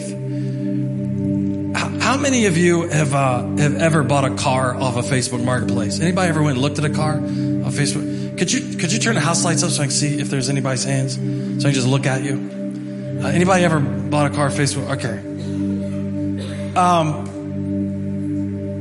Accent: Martinsburg, West Virginia, United States; I'm from Martinsburg, West Virginia

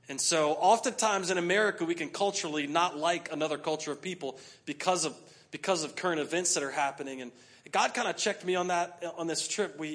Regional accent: United States; We're from the U.S.

